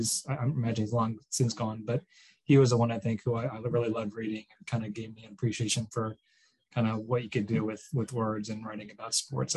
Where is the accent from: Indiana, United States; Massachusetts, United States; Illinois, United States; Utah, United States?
Illinois, United States; outside of Chicago; moved away as an adult; also born or lived in Michigan; now in Atlanta, United States; I grew up outside of Chicago.